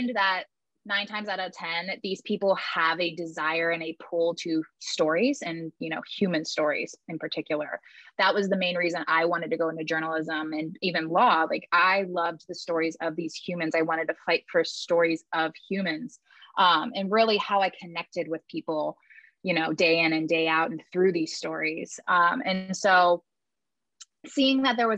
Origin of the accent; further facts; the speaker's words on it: West Virginia, United States; where I grew up in West Virginia